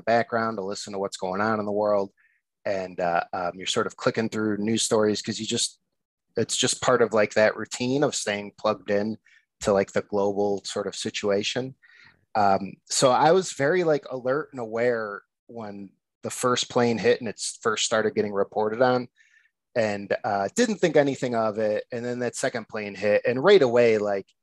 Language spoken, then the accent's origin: English; Addison, Illinois, United States; accent: nasal Chicago; now in Chicago, United States; I'm from the burbs of Chicago, actually Addison, but I've been living in the city now for 11, 12 years